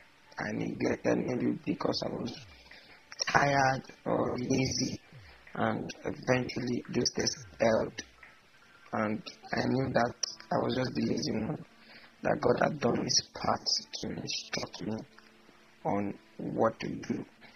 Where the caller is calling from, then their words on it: Ibadan, Oyo, Nigeria; I'm recording from Nigeria. I'm in Ibadan, to be precise